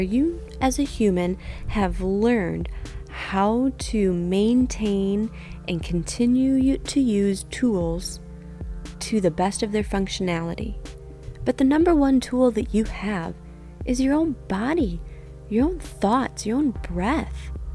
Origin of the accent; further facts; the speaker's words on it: Niles, Michigan, United States; now in Indiana, United States; My hometown of Niles, Michigan